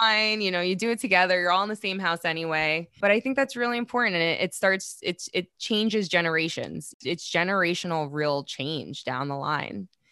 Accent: New York City, New York, United States; I'm from Queens

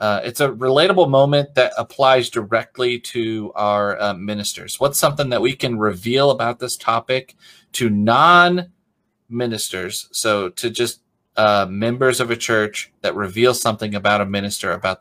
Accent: the Northwest, Pacific Northwest, United States; moved away; I grew up in the Northwest.

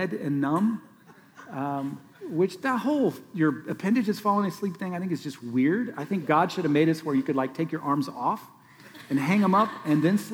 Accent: Council Bluffs, Iowa, United States; moved away; Franklin Elementary School, where I grew up in Council Bluffs, Iowa

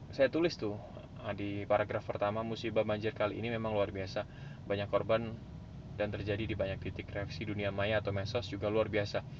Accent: Jakarta, Indonesia; saya bilang otokritik termasuk buat saya warga DKI Jakarta lah

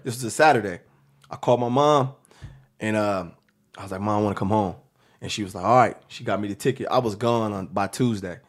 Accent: Seattle, Washington, United States; I'm from Seattle, Washington

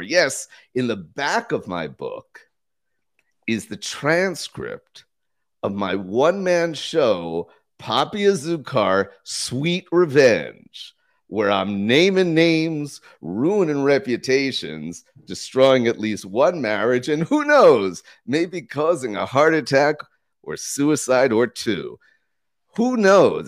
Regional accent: United States; now in Costa Rica; I'm an American citizen, but I live full-time in Costa Rica.

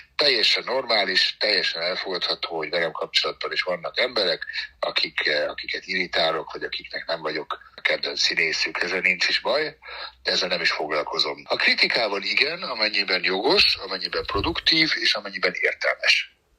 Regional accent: Germany; moved away; Németországban nőttem fel

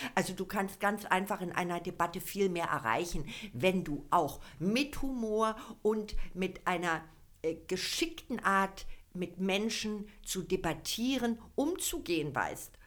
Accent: Berlin, Germany; now in Falkensee, Germany; Also ich bin ja Ur-Berlinerin. Hier geboren, in Zehlendorf, in Charlottenburg aufgewachsen

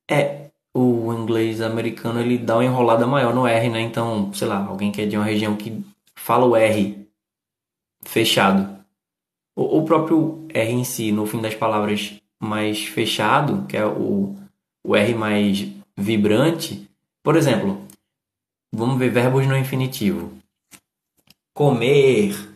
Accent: Northeast Region, Brazil; para mim, como eu sou nordestino, e a gente fala de um jeito mais duro, sabe?

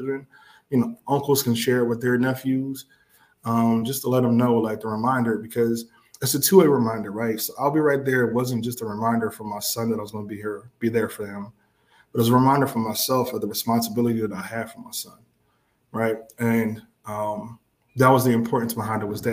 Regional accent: Philadelphia, Pennsylvania, United States; I'm from West Philly

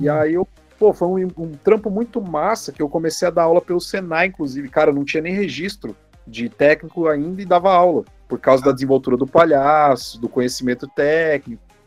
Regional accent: Mauá, São Paulo, Brazil; moved away as an adult; now in Curitiba, Brazil; Eu sou natural de Mauá, São Paulo.

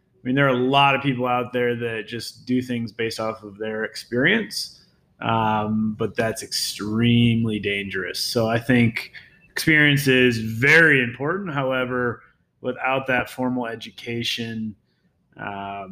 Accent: Nebraska, United States; moved away as an adult; also born or lived in upstate New York; now in Vail, United States; growing up, I grew up in Nebraska.

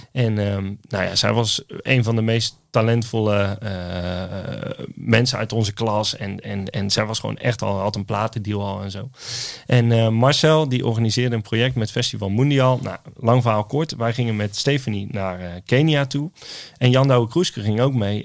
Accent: Oosterhout, North Brabant, Netherlands; ik kom uit Oosthout in, in Noord-Brabant.

